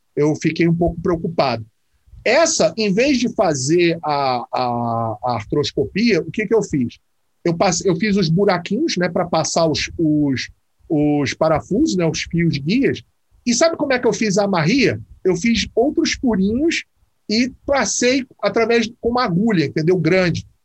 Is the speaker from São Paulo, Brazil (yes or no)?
no; Rio de Janeiro, Brazil; Eu, por exemplo, sou do Rio